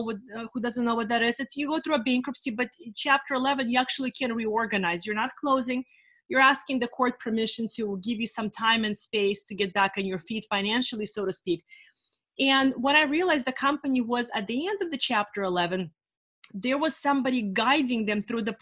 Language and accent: English; California, United States; also born or lived in Russia; I'm in California for the last 30 years